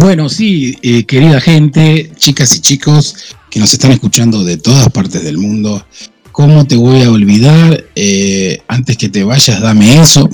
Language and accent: Spanish; Argentina; Yo soy argentino.